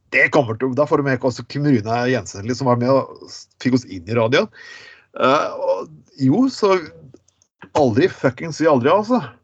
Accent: Skien, Telemark, Norway; folk fra Skien, kan du si, som der jeg er fra

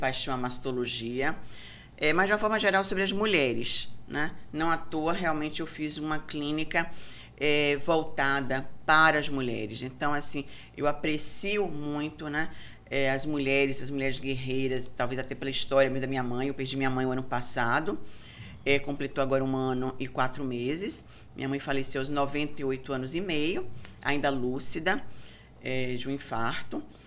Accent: Bahia, Brazil; sou é. baiana

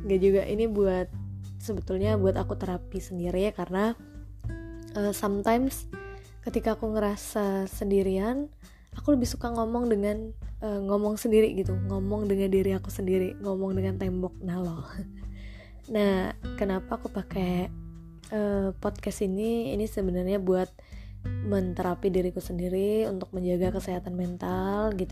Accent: Baturaja, South Sumatra, Indonesia; born there; aku lahir di Batu Raja tahun 96.

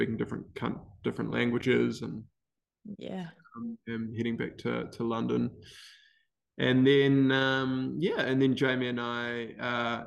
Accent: Wellington, New Zealand; I grew up in Wellington.

